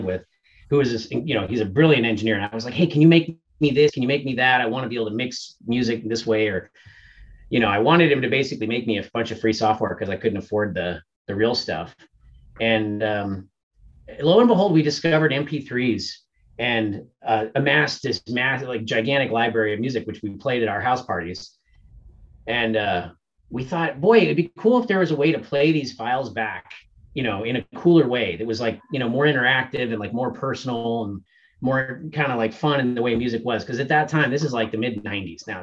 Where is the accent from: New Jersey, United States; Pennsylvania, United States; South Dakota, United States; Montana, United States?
Montana, United States; also born or lived in New York; I ended up transferring back to Montana State because I was from Montana